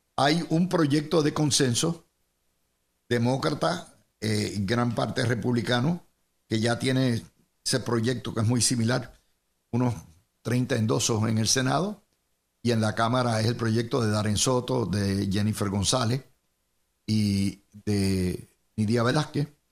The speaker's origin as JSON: {"language": "Spanish", "town": "Cidra", "country": "Puerto Rico", "said": "mi pueblito de Sidra"}